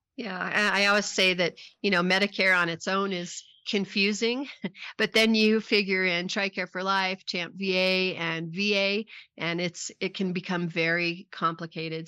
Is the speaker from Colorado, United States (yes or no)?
yes; Pueblo, Colorado, United States; I'm a Colorado native also. I was born in Pueblo, Colorado